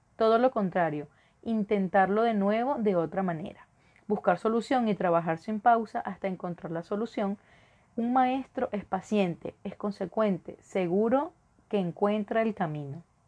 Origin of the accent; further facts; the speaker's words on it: Venezuela; moved away as an adult; also born or lived in Caracas; now in Ecuador; Soy de Venezuela, y ejercí en Caracas durante cuatro años, pero por la situación de mi país, emigré